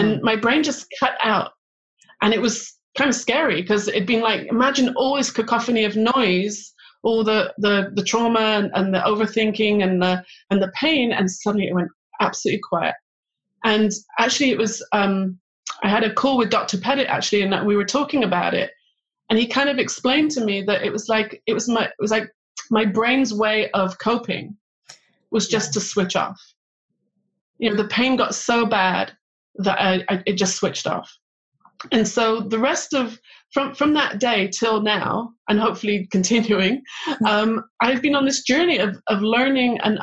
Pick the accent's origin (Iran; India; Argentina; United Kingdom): United Kingdom; England; moved away as an adult; also born or lived in Manchester / London; now in Israel; I grew up in England